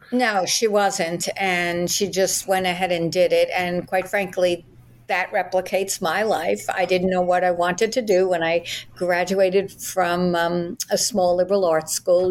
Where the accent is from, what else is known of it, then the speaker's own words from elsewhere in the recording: New York, United States; moved away as an adult; now in Florida, United States; I'm an attorney from New York, which is where I grew up, born and raised Brooklyn